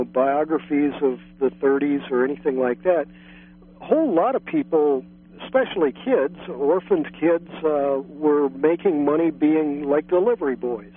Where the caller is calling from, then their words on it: San Francisco, California, United States; Oh, yeah, greetings from San Francisco.